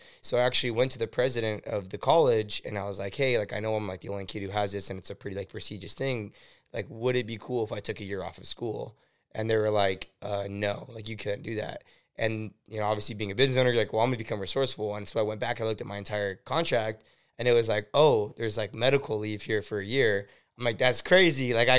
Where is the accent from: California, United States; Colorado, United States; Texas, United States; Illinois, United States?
California, United States; Oxnard; So born and raised in Wyoming. Well, Oxnard, basically. We went to school in Oxnard. So, I grew up.